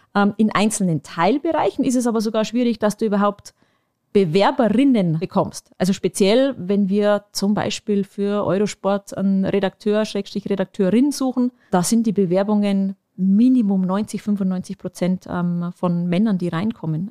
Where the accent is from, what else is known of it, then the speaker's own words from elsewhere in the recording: Bavarian Forest, Germany; moved away; in meine Heimat ähm, und das ist der Bayerische Wald